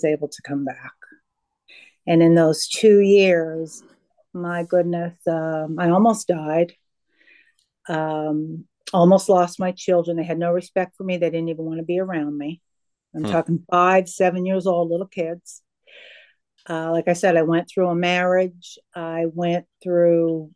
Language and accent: English; Pennsylvania, United States; moved away; I'm originally from Pennsylvania